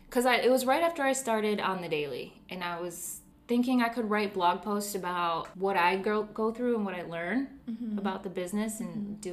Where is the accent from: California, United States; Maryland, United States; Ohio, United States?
Ohio, United States; Cleveland; moved away as an adult; also born or lived in Las Vegas; We're from Cleveland. We lived in Vegas.